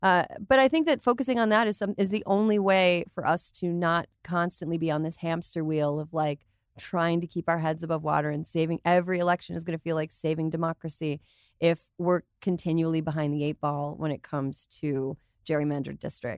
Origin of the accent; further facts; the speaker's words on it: Wisconsin, United States; in Wisconsin, my home state, they used a computer.